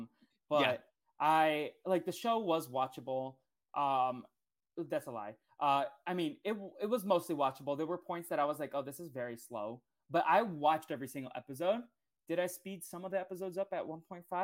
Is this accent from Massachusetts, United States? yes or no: yes; Boston, Massachusetts, United States; moved away; I was from Boston